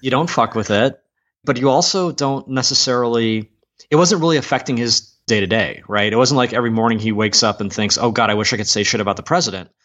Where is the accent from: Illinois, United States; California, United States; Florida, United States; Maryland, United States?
Maryland, United States; Columbia; now in Media, United States; I was born in Columbia, Maryland